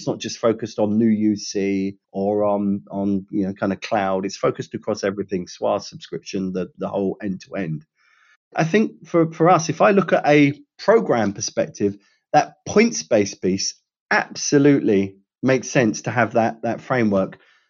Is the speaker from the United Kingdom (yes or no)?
yes; United Kingdom; I can say this being a Brit and having worked in Europe for you know, many different organizations